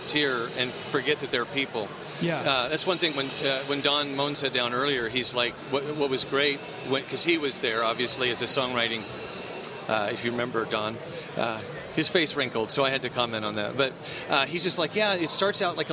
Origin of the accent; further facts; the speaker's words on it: Portland, Oregon, United States; also born or lived in Seattle, Washington; I'm from Portland. I used to live in Seattle